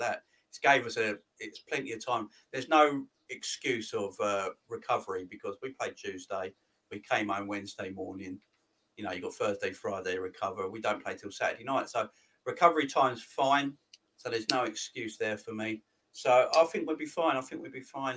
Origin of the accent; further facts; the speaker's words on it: London, United Kingdom; I'm from London